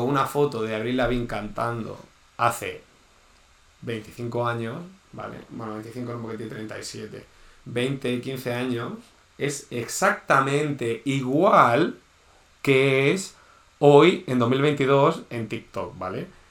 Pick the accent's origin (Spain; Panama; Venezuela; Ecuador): Spain; Region of Murcia; soy de Murcia